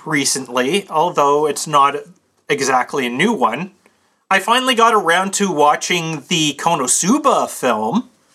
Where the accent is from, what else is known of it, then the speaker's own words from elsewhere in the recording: Canada; I'm Canadian